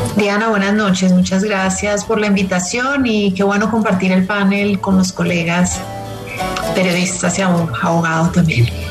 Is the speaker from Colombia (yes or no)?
yes; Colombia; como colombiana me siento aquí un poco en pánico